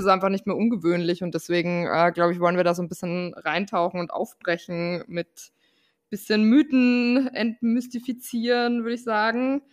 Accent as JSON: {"language": "German", "country": "Austria", "said": "Ich bin Österreicherin"}